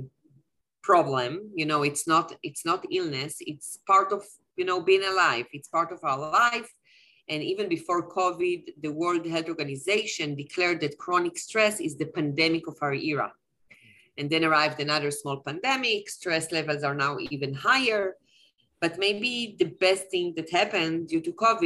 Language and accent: English; Tel Aviv, Tel Aviv District, Israel; I'm originally from Tel Aviv.